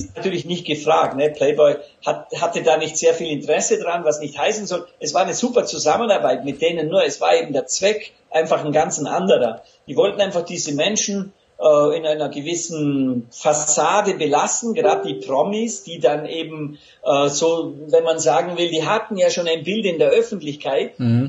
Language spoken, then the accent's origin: German; Lake Constance, Austrian side, Vorarlberg, Austria; accent: Vorarlberg dialect; moved away; also born or lived in Los Angeles, United States / Vienna, Austria; ich bin der gebürtiger Vorarlberger vom Bodensee an österreichischer Seite und da, da haben wir wirklich einen Dialekt drauf.